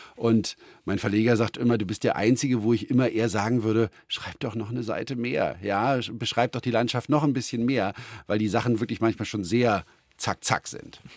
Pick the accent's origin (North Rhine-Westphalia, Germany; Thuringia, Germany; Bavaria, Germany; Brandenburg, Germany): Brandenburg, Germany; auf dem Land bei uns in Brandenburg